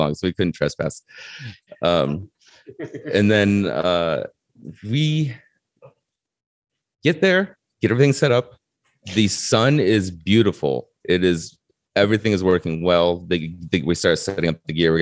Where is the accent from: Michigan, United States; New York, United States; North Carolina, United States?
Michigan, United States; moved away; we're both from Michigan